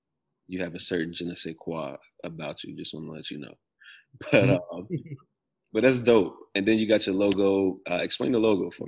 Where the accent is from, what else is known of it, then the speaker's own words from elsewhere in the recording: the South, United States; I'm from the South. We known for eating watermelon down here.